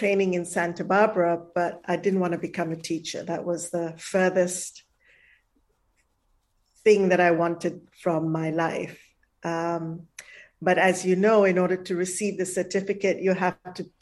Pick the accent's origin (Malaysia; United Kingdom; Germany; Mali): Malaysia; moved away; also born or lived in India; I was born in Malaysia. The first few years I didn't grow up in India